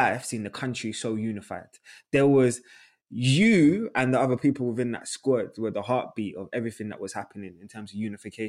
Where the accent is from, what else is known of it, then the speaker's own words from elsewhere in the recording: London, United Kingdom; I'm from North London